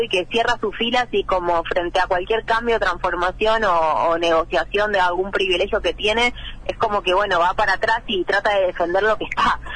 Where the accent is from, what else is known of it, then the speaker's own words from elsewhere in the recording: Buenos Aires Province, Argentina; soy del conurbano bonaerense, ¿no? No soy porteña